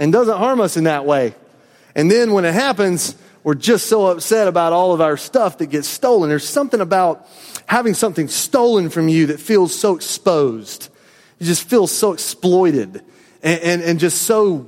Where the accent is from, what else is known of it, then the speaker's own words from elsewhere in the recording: the South, United States; I was a native Southerner